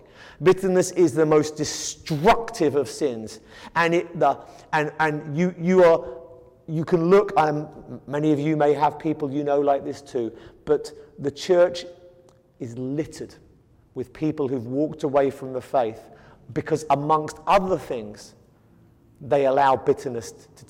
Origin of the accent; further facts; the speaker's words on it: United Kingdom; moved away; I come from Britain, and we have the classic British stiff upper lip